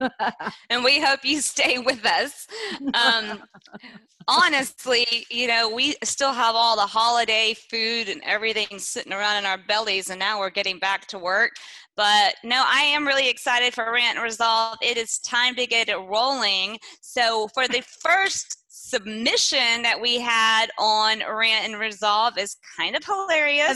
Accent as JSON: {"language": "English", "region": "East Texas", "country": "United States", "moved": "yes", "said": "I'm from East Texas and we have different set of rules back home."}